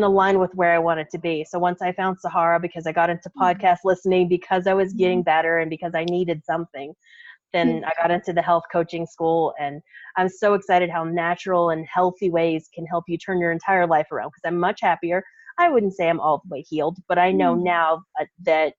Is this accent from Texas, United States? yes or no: yes; Texas, United States; now in Colorado, United States; we're from Texas